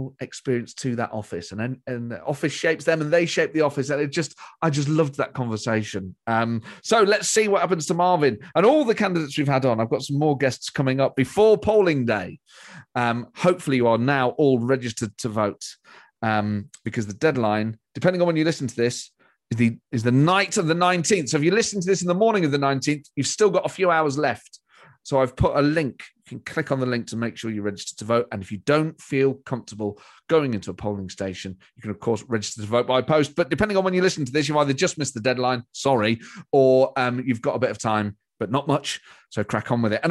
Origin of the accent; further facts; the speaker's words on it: Nottingham, East Midlands, United Kingdom; I'm from Nottingham, mate